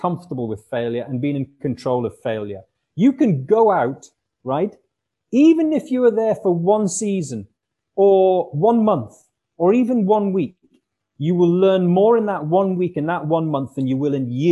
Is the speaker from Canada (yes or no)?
no; Newcastle upon Tyne, North East England, United Kingdom; my hometown club, Newcastle United